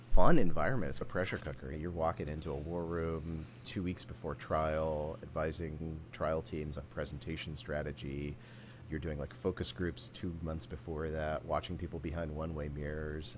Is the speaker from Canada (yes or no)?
no; Warwick County, rural Indiana, United States; I actually grew up in Indiana. Uh, so I grew up in it, depending on how you think about it, rural Indiana, Warwick County